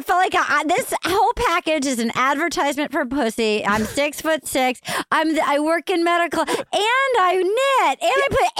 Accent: Fall River, Massachusetts, United States; I was born in Fall River.

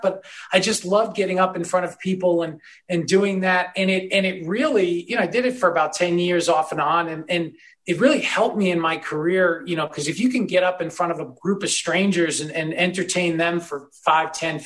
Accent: New York, United States; I grew up in New York.

